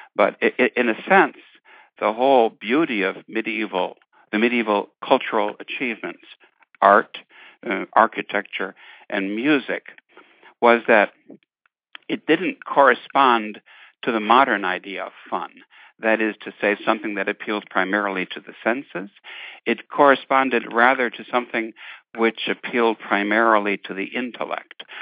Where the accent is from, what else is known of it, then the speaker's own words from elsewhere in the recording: Detroit, Michigan, United States; growing up in Irish Catholic, Irish American Catholic family in Detroit in the fifties